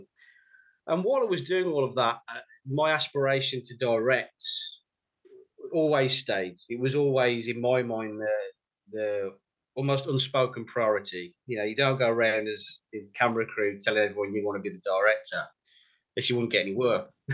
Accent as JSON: {"language": "English", "region": "West Midlands", "country": "United Kingdom", "moved": "as an adult", "lives_now": "London, United Kingdom", "said": "You can probably tell by the accent, I'm from the West Midlands."}